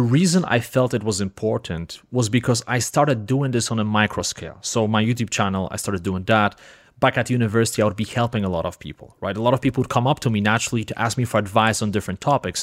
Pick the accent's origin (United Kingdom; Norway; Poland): Poland; first language Polish; English is a second language; moved away as an adult; I grew up in Poland, didn't have too much money, basically grew up in the hood in Poland, right? I spoke only one language, Polish